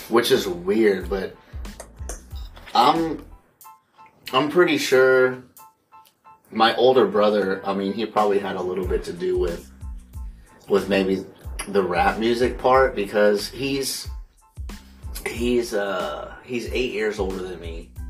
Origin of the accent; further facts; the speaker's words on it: the South, United States; But then, like I said, I grew up in the South, yeah. so like back when I was in high school, it was all about No Limit, …